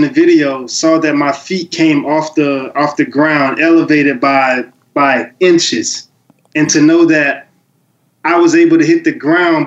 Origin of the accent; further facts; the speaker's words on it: the Muck, Florida, United States; the Muck, which is my hometown